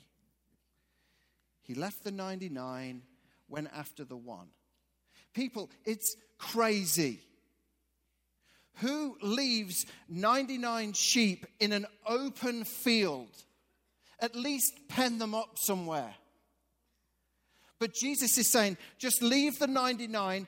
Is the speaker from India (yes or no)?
no; England, United Kingdom; moved away; I'm actually from England.